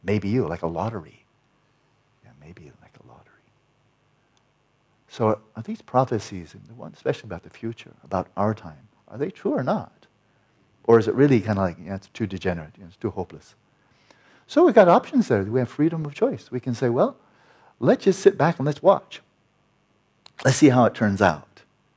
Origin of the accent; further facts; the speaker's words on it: California, United States; I'm from California